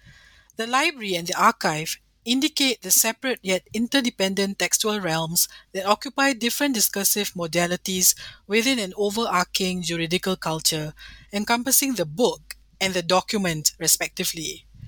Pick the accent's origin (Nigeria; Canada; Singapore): Singapore; As someone who was raised Peranakan in many ways, being very mixed as I grew up in Singapore